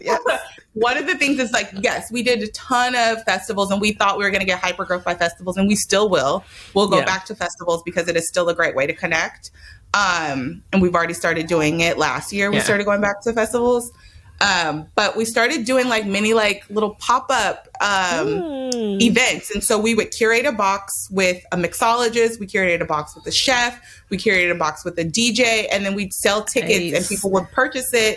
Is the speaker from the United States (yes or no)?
yes; Oakland, California, United States; I was raised in Oakland